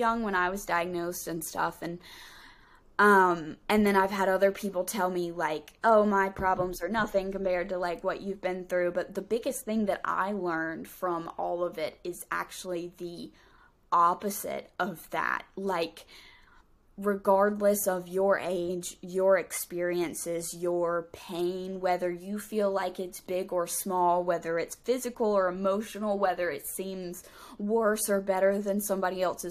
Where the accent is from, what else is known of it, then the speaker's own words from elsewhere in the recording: North Carolina, United States; We're both like from North Carolina